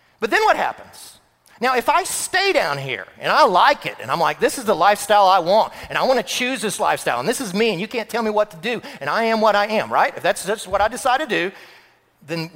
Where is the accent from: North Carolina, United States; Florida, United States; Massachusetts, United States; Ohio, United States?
Florida, United States; moved away; I grew up in Florida